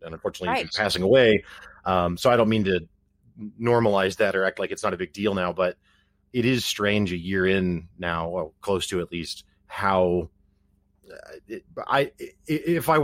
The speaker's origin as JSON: {"language": "English", "area": "Ozarks", "region": "Missouri", "country": "United States", "tie": "born or raised there", "said": "Ozark's Food Harvest here in my hometown"}